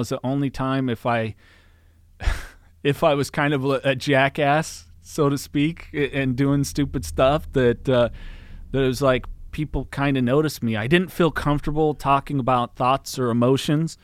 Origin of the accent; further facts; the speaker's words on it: Aromas, California, United States; also born or lived in Salinas, California; I was born in Salinas, and I grew up in a little town called the Aromas on a, like, a ranch property that my parents had